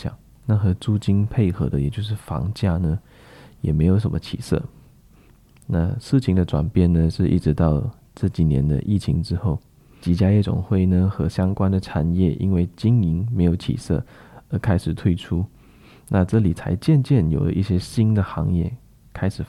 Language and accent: Chinese; Klang, Selangor, Malaysia; 那给大家举几个比较实际的例子哈，在我老家巴生啊，某一个商业区在发展上刚刚出售的时候，市场上都非常看好